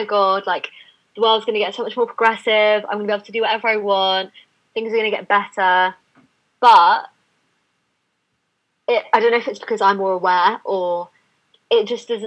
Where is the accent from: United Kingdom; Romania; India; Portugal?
United Kingdom; London; I've been born and raised in London and I live in London now.